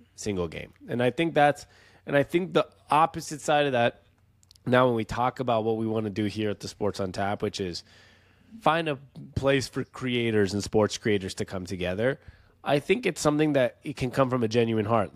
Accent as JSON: {"language": "English", "town": "Seattle", "region": "Washington", "country": "United States", "moved": "yes", "said": "we're from Seattle originally"}